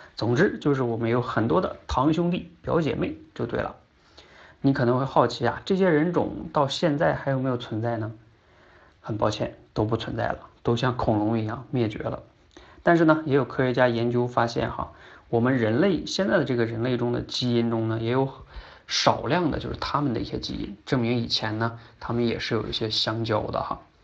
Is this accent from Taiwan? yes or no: no; China; 我们中国人呢，大多数人都相信人是被女娲娘娘用泥捏出来的